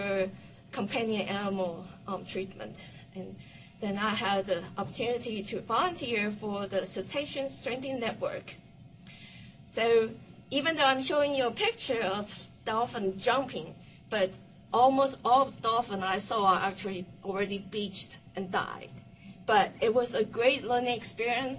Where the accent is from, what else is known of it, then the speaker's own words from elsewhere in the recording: Taiwan; now in United States; I'm from Taiwan